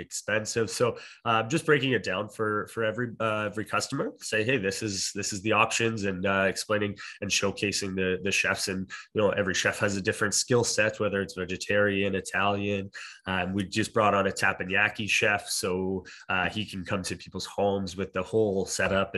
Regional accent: Alberta, Canada; moved away as an adult; also born or lived in Ontario; now in Okanagan, Canada; I'm originally from Ontario and grew up in Alberta and then moved to the Okanagan

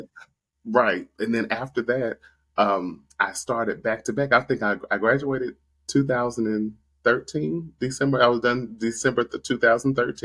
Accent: Nashville, Tennessee, United States; moved away as an adult; also born or lived in Atlanta; I moved to Atlanta from Nashville, my hometown

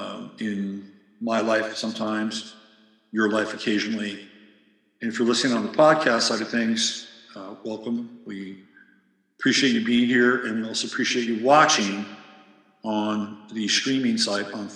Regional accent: San Jose, California, United States; born or raised there; also born or lived in Laguna Beach, California

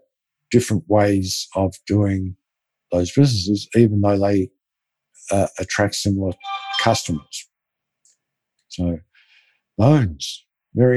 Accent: Melbourne, Victoria, Australia; Melbourne, Australia, my hometown

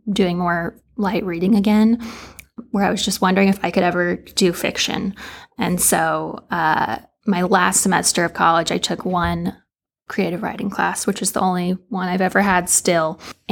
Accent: Lexington, Kentucky, United States; I am from Lexington originally and have spent most of my life here.

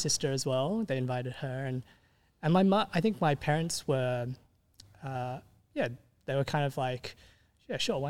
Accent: Sydney, New South Wales, Australia; also born or lived in Meadowbank; I grew up in West Ryde

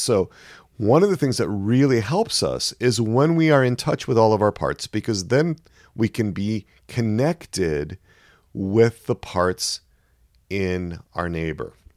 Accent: Wisconsin, United States; moved away; I grew up in Wisconsin.

